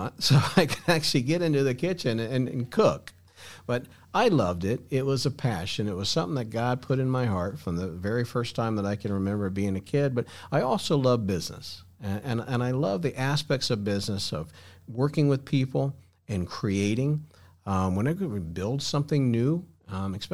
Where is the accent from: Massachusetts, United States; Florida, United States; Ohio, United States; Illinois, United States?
Florida, United States; also born or lived in Texas; I grew up here in Florida